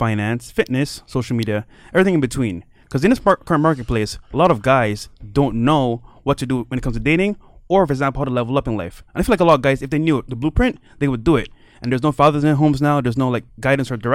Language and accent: English; Barbados; now in Miami, United States; I'm from Barbados, so I'm a small island kid here in Miami.